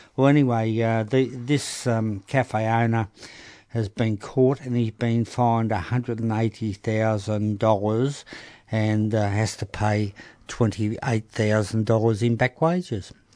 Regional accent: Melbourne, Victoria, Australia; also born or lived in Broadmeadows / Coolaroo; we came from North Melbourne

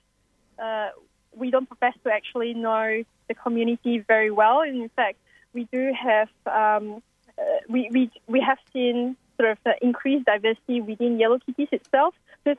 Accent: Singapore; now in Australia; That was after I came to Australia from Singapore.

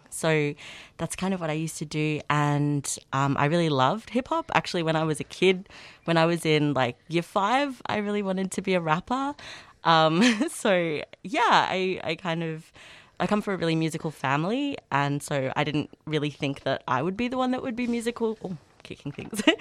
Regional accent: Melbourne, Victoria, Australia; also born or lived in Northern England; I'm from Australia. I'm Aboriginal and English, and I grew up in England.

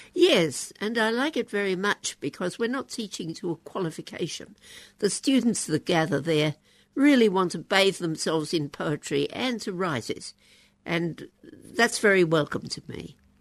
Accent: Queensland, Australia; in the Queensland school I went to and at the University of Queensland

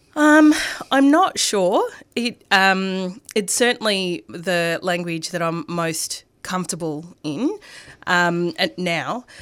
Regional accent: Coburg, Victoria, Australia; first language Arabic or Greek; I grew up in Coburg

